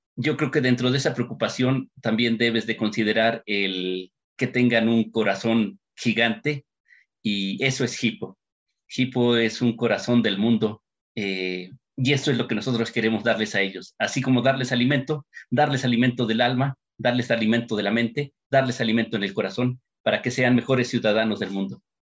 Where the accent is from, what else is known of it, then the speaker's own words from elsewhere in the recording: Mexico; papás mexicanos